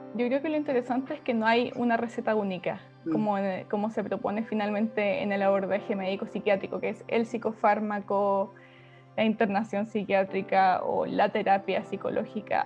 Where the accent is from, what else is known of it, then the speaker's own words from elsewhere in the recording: Puerto Montt, Los Lagos, Chile; moved away as an adult; now in Santiago, Chile; Soy del sur, soy de Puerto Montt, llevo dos años viviendo en Santiago